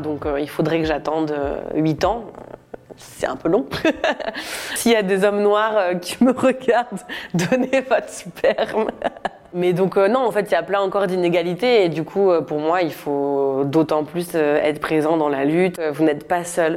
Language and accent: French; Normandy, France; Moi j'ai grandi en Normandie